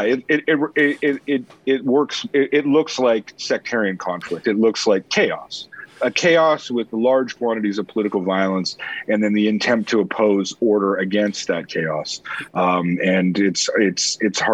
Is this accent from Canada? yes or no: yes; Canada; also born or lived in United States; being Canadian